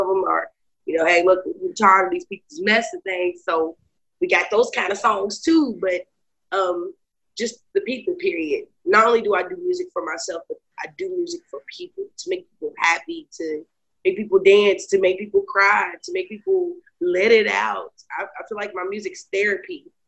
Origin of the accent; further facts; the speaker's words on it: Lexington, Kentucky, United States; I was born and raised in Lexington, Kentucky.